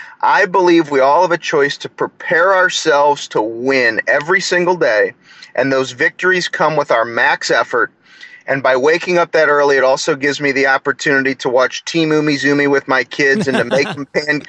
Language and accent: English; St. Louis, Missouri, United States; I'm a St. Louis Cardinals fan. I'm from St. Louis.